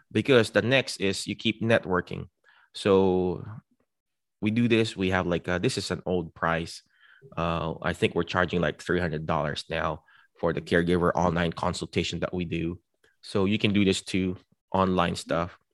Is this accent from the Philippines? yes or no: yes; Philippines; now in United States; I'm a Filipino, but I represent the United States because I was here.